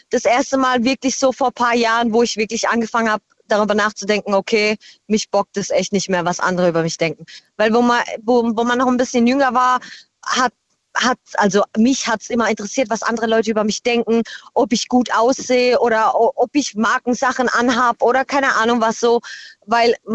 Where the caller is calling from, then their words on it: Bruchsal, Baden-Württemberg, Germany; Hi, äh, aus Bruchsal.